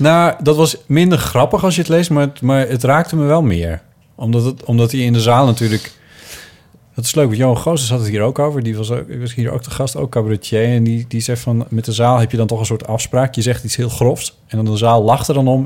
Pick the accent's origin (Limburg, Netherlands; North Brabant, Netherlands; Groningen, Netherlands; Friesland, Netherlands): Friesland, Netherlands; moved away; mijn jeugd in Friesland